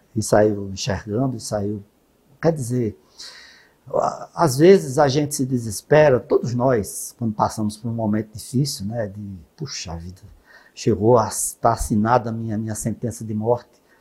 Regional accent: Northeast Region, Brazil; nós, no Nordeste

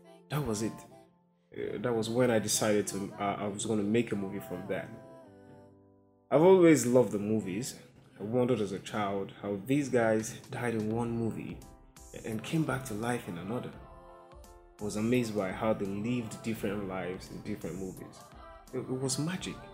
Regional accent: eastern Nigeria, Nigeria; I'm Nigerian, and I'm from the East Side, the Eastern Heartland to be precise

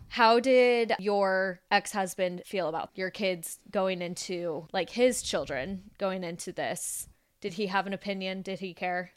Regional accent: Las Vegas, Nevada, United States; I grew up in Las Vegas, we've all grown up in Las Vegas.

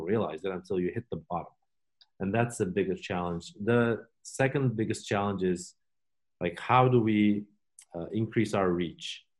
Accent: Turkey; now in Oregon, United States; we are from Turkey

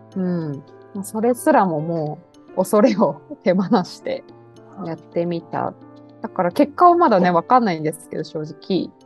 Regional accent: Narita, Chiba, Japan; moved away; 私千葉県の成田の出身

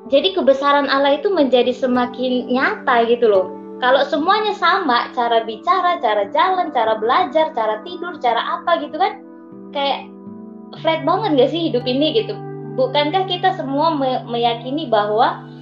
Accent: Medan, North Sumatra, Indonesia; now in Jakarta, Indonesia; Salam kenal saya juga asal Medan, sedang merantau di Jakarta.

